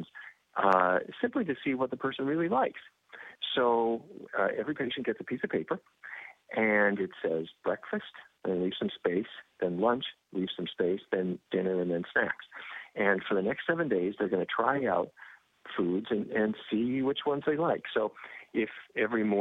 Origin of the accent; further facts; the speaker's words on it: North Dakota, United States; I grew up in North Dakota and the middle of cattle country.